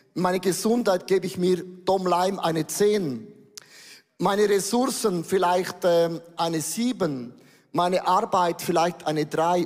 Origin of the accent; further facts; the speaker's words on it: Switzerland; wir sind ja Schweizer